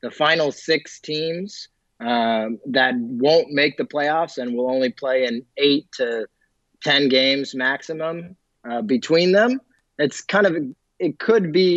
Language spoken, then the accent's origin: English; Golden State, California, United States; my hometown club